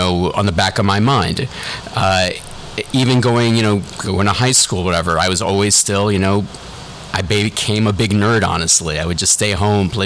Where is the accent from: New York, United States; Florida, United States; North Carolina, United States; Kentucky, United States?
New York, United States; New York City; born and raised in the Bronx, Hunts Point.